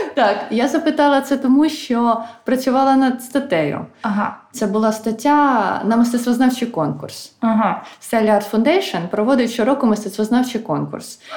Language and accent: Ukrainian; Khmelnytskyi, Khmelnytskyi Oblast, Ukraine; moved away as an adult; now in Kyiv, Ukraine; я сама з Хмельницького